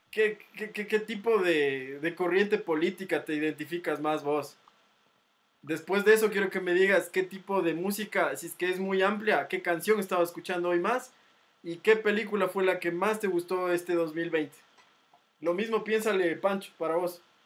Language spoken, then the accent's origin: Spanish; Ecuador; como ecuatorianos